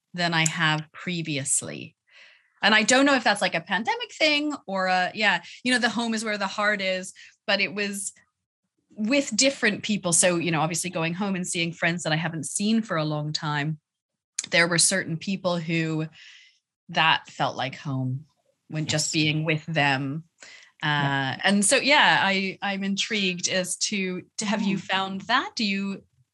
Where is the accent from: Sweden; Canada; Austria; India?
Canada; moved away as an adult; now in England; I've lived in England for most of my adult life, definitely not as long as I've lived in Canada, but I very much identify as a Canadian